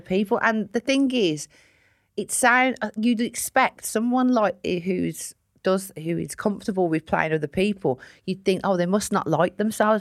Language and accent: English; Sutton Coldfield, West Midlands, United Kingdom; I grew up in a place called Sutton Coalfield, which is a nice part of Birmingham